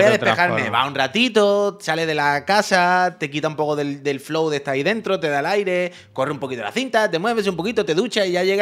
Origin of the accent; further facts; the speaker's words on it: Alcantarilla, Region of Murcia, Spain; yo soy de Alcantarilla